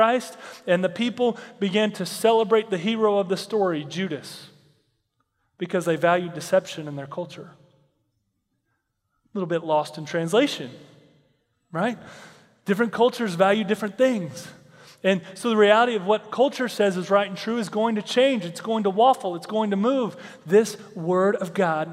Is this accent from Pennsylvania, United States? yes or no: no; Texas, United States; I grew up in Texas